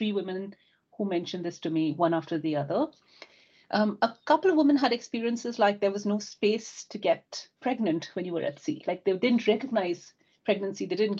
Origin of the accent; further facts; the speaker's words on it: India; now in United Kingdom; Growing up in India, my father's a seafarer, my brother would join the sea, my cousins